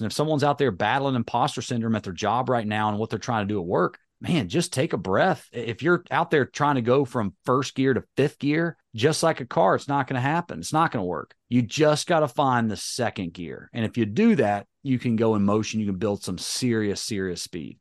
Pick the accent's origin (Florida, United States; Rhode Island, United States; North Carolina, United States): North Carolina, United States; accent: Southern drawl; I'm from North Carolina, you know, I got a little bit of Southern drawl